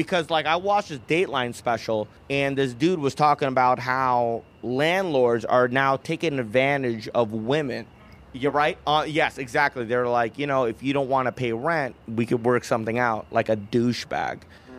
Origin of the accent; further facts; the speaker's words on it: India; You're British. And I'm Indian.